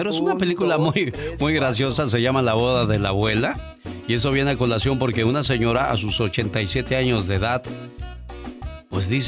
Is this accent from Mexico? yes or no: yes; Monterrey, Nuevo León, Mexico; moved away; salí de Monterrey, pero Monterrey nunca salió de mí.